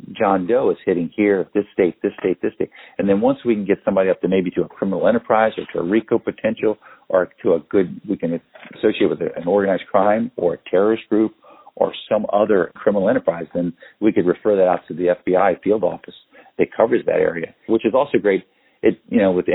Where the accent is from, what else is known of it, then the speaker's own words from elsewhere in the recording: United States; I grew up outside of Washington, D.C.